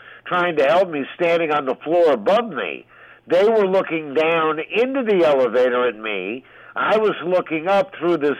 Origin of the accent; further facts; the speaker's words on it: West Coast, United States; now in New York City, United States; I was from the West Coast